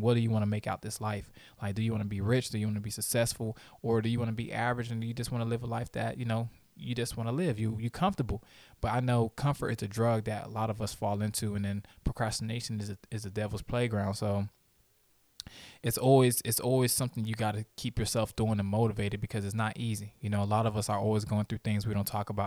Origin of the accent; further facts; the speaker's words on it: Haiti; I'm Haitian.